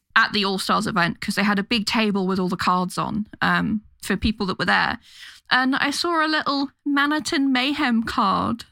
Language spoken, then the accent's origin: English; London, United Kingdom; London, my hometown